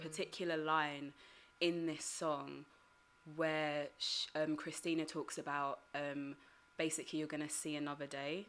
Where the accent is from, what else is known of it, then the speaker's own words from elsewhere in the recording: United Kingdom; my family heritage I'm Ugandan mm-hmm. but growing up in Britain